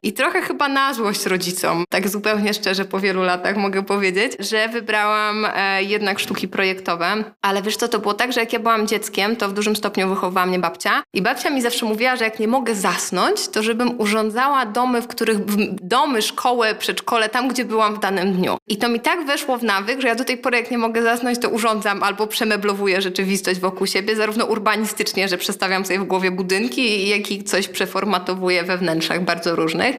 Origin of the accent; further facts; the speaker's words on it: Warsaw, Masovian Voivodeship, Poland; ja się wychowałam na Starym Żoliborzu